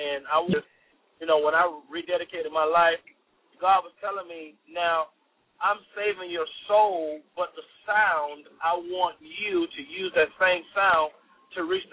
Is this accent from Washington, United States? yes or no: no; Deerfield Beach, Florida, United States; now in Fayetteville, United States; I'm from a small town called Deerfield Beach, which is near Fort Lauderdale, Florida.